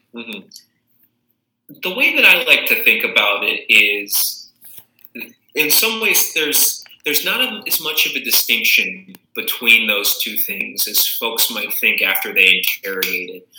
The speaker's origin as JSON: {"language": "English", "town": "Tucson", "region": "Arizona", "country": "United States", "tie": "born or raised there", "also_born_or_lived": "Chicago area", "moved": "as an adult", "lives_now": "Chicago, United States", "said": "I was born and raised in Tucson, Arizona, the southern part of that state"}